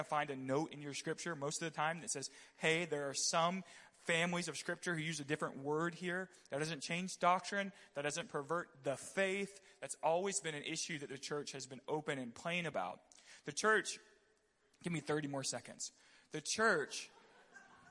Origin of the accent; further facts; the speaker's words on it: Pensacola, Florida, United States; I grew up in the South. I grew up in Pensacola, Florida